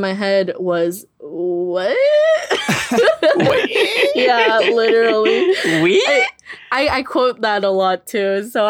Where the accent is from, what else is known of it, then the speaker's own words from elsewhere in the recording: California, United States; And I'm like, nope, I've lived in the Valley since I was 3 years old.